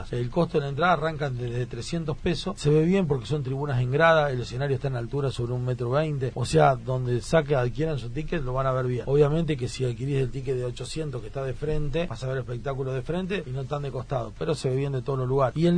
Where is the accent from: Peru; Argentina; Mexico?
Argentina; Justiniano Posse, Córdoba; Yo tengo soy acá cerca de Justiniano Pose del interior y bueno conozco a Santa Rosa desde pequeño porque veraneé acá